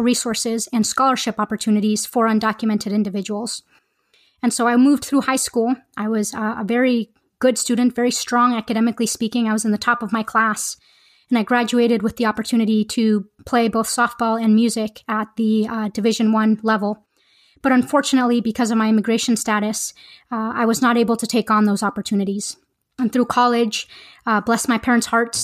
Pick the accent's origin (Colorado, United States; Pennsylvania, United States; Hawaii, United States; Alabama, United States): Colorado, United States; Boulder; moved away as an adult; also born or lived in Caracas, Venezuela; moved to the beautiful town of Boulder, Colorado, where I lived the majority of my life until I went to medical school.